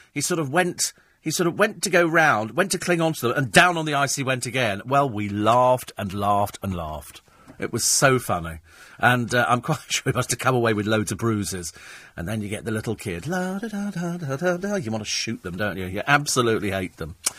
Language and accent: English; United Kingdom; I'm British.